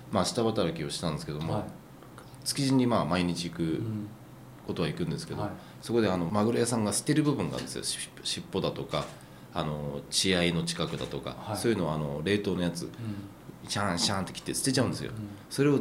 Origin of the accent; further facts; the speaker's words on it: Hokkaido, Japan; moved away as an adult; その後あの北海北海道に何回か帰ってるんですその間に